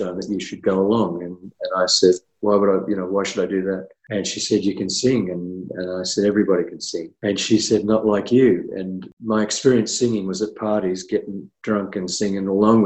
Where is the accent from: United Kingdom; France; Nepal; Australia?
Australia; I'm Australian